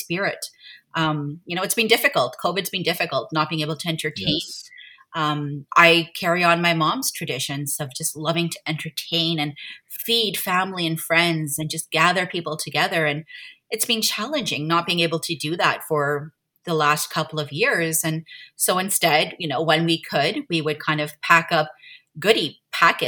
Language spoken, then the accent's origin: English; Montreal, Quebec, Canada; I am born and raised in Montreal, where I live right now, raising my family.